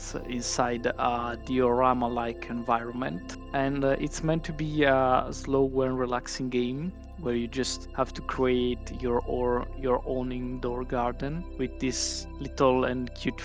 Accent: Italy; I am from Italy.

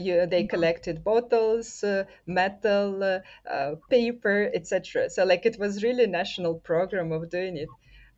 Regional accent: Russia; So I'm from Russia

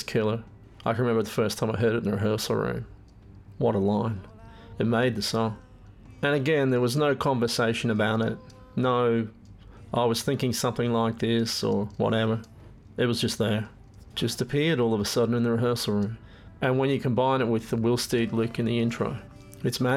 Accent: Brisbane, Queensland, Australia; I play in a band called Halfway. We're from Brisbane

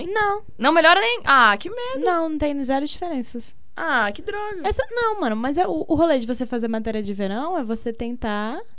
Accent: Rio de Janeiro, Brazil; E a minha mãe, a gente é do Rio, né?

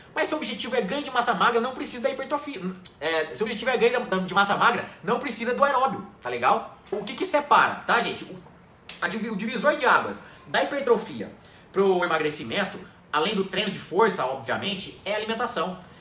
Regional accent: Machado, Minas Gerais, Brazil; moved away; also born or lived in São Paulo; Eu sou natural de São Paulo, mas eu morei em Machado. Minha infância inteira eu morei em Machado, sul de Minas

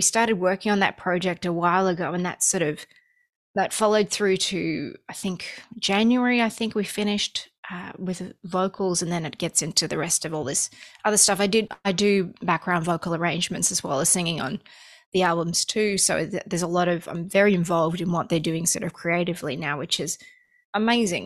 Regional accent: Australia; moved away as an adult; also born or lived in Los Angeles, United States; now in United States; I grew up in Australia, and when I first moved to America, I was living in Los Angeles for the first few years

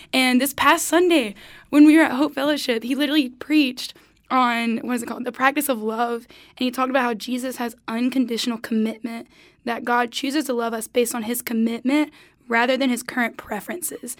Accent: Goldsboro, North Carolina, United States; hometown, I'm from Goldsboro, North Carolina

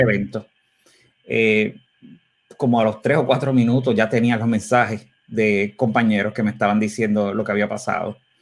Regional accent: Puerto Rico; como puertorriqueños

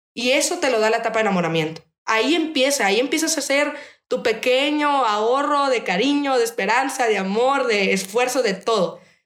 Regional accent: Mexico; somos mexicanos porque vivimos en una tierra que han pisado ancestros

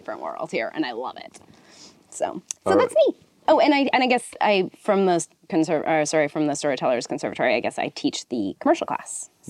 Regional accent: Edmonton, Alberta, Canada; also born or lived in Toronto; now in Los Angeles, United States; I'm from Edmonton.

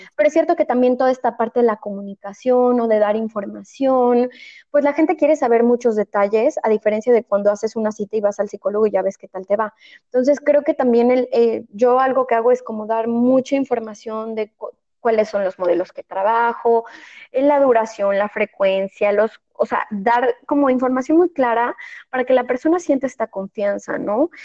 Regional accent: Mexico; moved away as an adult; now in Spain; yo vivo en España, soy mexicana, pero vivo en España

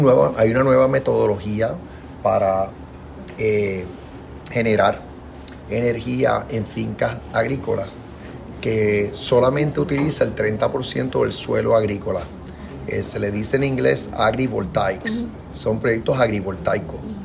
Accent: Puerto Rico; la ciudadanía americana de todos los puertorriqueños

